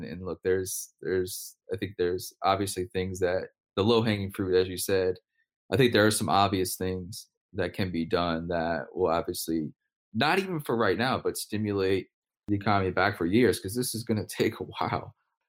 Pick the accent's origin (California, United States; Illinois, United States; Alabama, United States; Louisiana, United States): Louisiana, United States; New Orleans; moved away; I'm from New Orleans